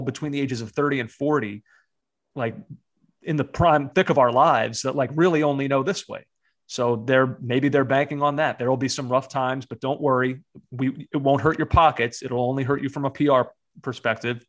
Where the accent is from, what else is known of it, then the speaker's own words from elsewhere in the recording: United States; as an American growing up in a time when there was not a domestic league